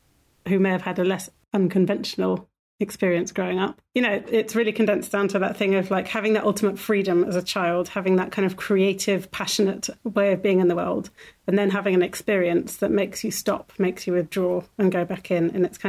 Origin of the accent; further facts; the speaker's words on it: Ireland; born there; So I was born in Ireland, in a hospital, but very much in that lifestyle.